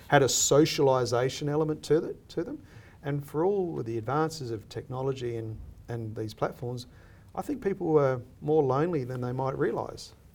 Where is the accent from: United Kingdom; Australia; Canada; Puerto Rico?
Australia; I see myself as an Australian